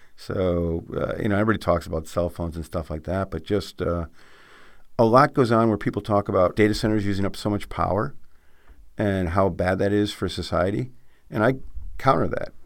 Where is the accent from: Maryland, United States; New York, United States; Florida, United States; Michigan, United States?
New York, United States; Adirondacks; I grew up in the Adirondacks